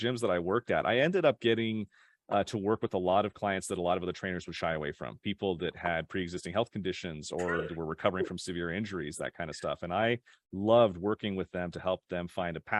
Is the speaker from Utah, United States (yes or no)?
yes; Draper, Utah, United States; also born or lived in Sandy, Utah; I grew up in Utah, in a little town called Draper